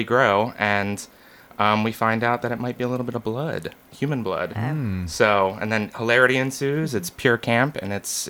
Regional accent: Philadelphia, Pennsylvania, United States; moved away as an adult; now in Nashville, United States; So I'm originally from the Philadelphia, Pennsylvania area.

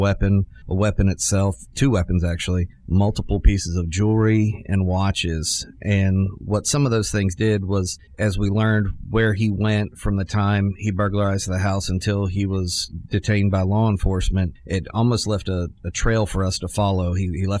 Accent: Nashville, Tennessee, United States; also born or lived in Pittsburgh, Pennsylvania; We moved to Middle Tennessee when I was about 6 years old. We have lived in Middle Tennessee. I grew up in Nashville

